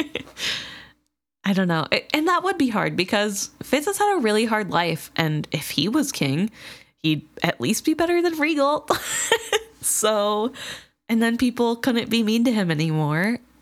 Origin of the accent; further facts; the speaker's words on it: United States; we're Americans